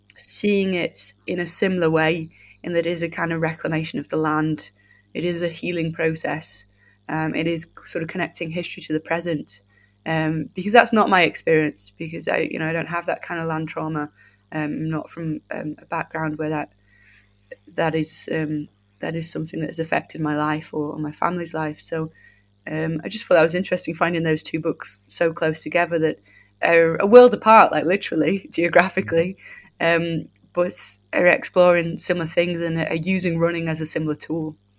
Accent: United Kingdom; as British folk

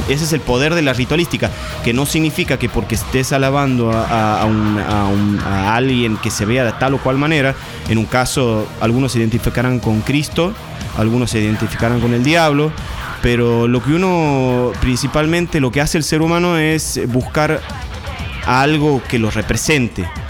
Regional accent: Santiago del Estero, Argentina; also born or lived in San Salvador de Jujuy, Argentina; now in Buenos Aires, Argentina; Yo nací en Jujuy, Después me crié en Santiago del Estero

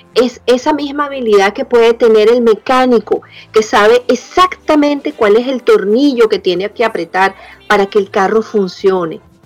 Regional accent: Venezuela; mi papá de origen italiano, mi mamá de origen español, yo nací en Venezuela

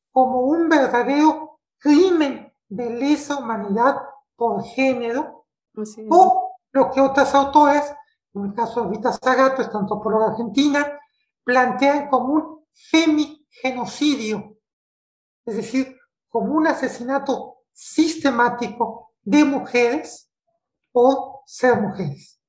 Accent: Mexico; yo soy mexicana, vivo en la, en la Ciudad de México, en la capital de, mi país

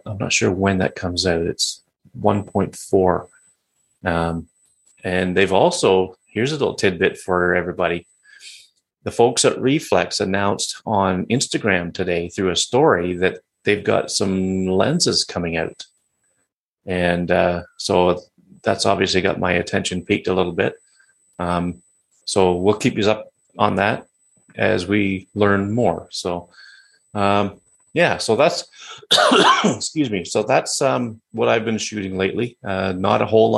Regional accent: Georgian Bay, Ontario, Canada; the Georgian Bay that I live on, that my hometown is on

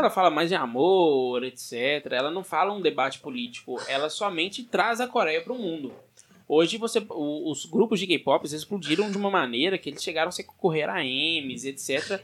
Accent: Brazil

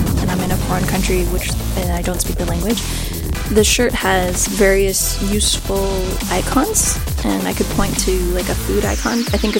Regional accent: Riverside, California, United States; moved away as an adult; also born or lived in New Jersey; now in South Korea; I was born in Riverside, California. And I lived and grew up in Southern California, moved around a bit, traveled here and there, and now I'm here in Korea.

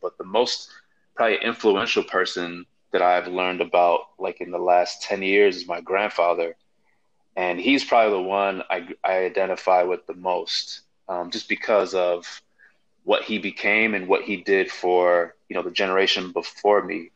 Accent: Chicago, Illinois, United States; I grew up in Chicago

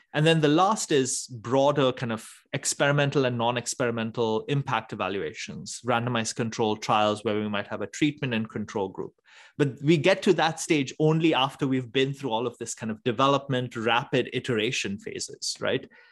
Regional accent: Mumbai, Maharashtra, India; moved away; I grew up in Bombay in India

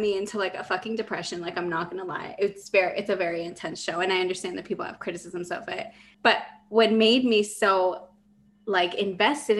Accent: Los Angeles, California, United States; moved away as an adult; also born or lived in Mexico; now in San Diego, United States; I'm Mexican. I was born in Mexico, moved here with my family when I was 8. And I grew up in the San Fernando Valley

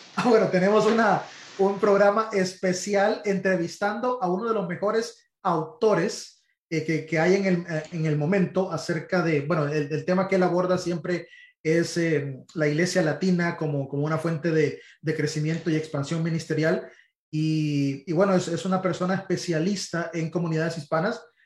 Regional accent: Honduras; moved away as an adult; now in Miami, United States; yo soy hondureño

